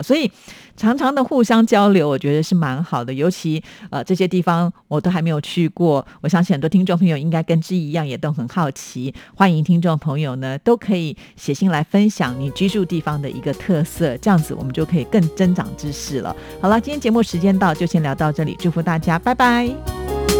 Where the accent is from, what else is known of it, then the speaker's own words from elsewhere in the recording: Taiwan; 我们在台湾